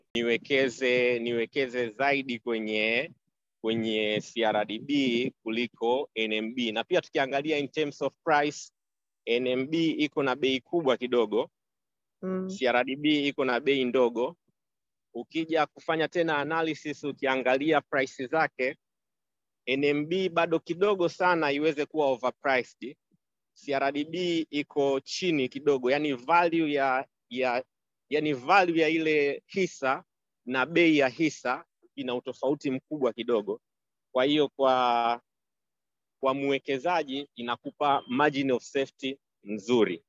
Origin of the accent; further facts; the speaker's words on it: Tanzania; nilikuwa na naishi kama mtanzania mwingine